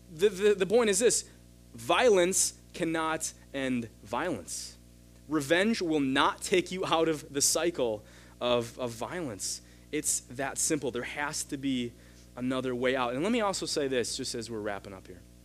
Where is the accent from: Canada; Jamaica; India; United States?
United States; as an American, as a big brother